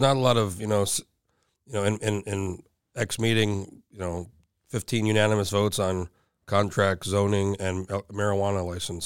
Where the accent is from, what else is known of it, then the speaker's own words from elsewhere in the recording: Rio Rancho, New Mexico, United States; moved away as an adult; now in Anchorage, United States; I'm from New Mexico originally. I've been here almost twenty years, but I go back, I just went back for my reunion. My parents still live there. And, you know, where I grew up, and, and, like, it's a little bit outside of El, it's like twenty minutes outside of Albuquerque. It's, it's called Rio Rancho